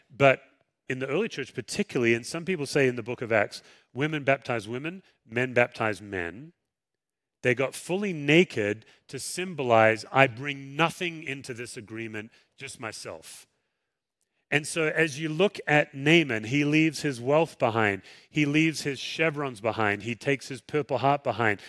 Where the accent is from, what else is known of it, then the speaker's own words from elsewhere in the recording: Western Australia, Australia; moved away; I grew up swimming in the Indian Ocean